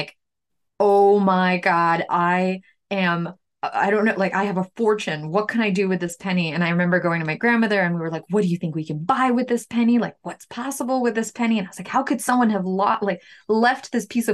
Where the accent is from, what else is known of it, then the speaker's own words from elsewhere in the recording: New York City, New York, United States; also born or lived in Ukraine; now in Bangor, United States; I'm from Ukraine originally. I spent the most of my growing up in New York City.